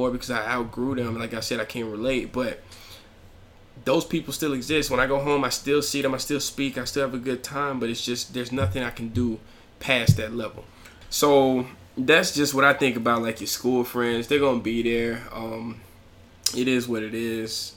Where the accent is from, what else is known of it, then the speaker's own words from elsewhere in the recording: Alabama, United States; I'm from Alabama. My little small Alabama mind couldn't fathom Chicago